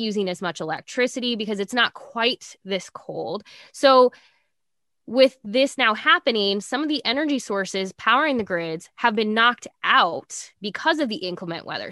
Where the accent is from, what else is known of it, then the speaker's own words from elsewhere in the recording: Nebraska, United States; growing up in Nebraska